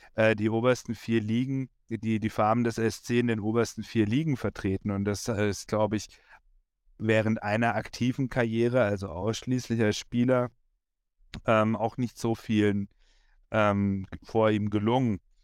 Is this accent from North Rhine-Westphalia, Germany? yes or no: no; Freiburg, Baden-Württemberg, Germany; ich als Freiburger